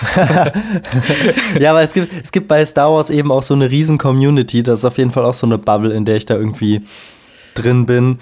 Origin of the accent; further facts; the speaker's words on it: Hesse, Germany; now in Munich, Germany; ich komme ja aus der Provinz. Ne? In Hessen